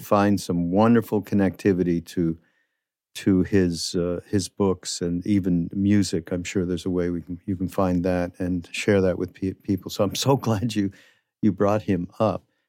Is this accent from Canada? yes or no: yes; Quebec, Canada; in Quebec where I'm from